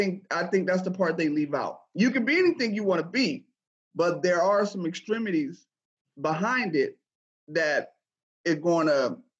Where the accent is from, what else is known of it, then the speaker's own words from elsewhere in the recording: Flint, Michigan, United States; I'm from Flint, Michigan